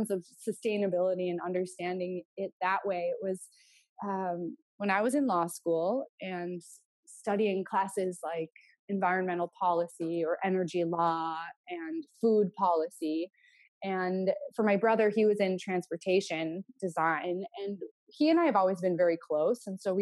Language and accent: English; North Dakota, United States; we grew up in North Dakota, which for us was a very like outdoor lifestyle kind of experience